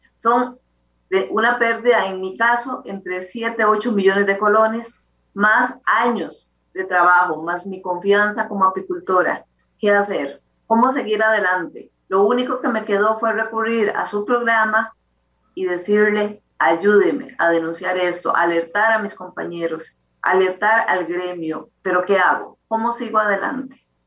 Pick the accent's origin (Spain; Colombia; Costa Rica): Costa Rica; somos costarricenses que nos ganamos el día a día